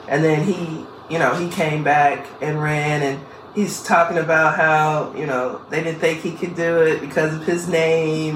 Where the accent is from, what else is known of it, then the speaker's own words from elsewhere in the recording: Bogalusa, Louisiana, United States; now in Columbus, Ohio, United States; my hometown of Bogalusa, Louisiana